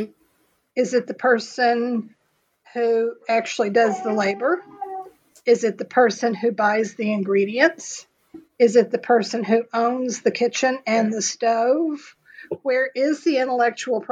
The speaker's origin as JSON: {"language": "English", "region": "Texas", "country": "United States", "said": "I'm a historian. I'm from Texas."}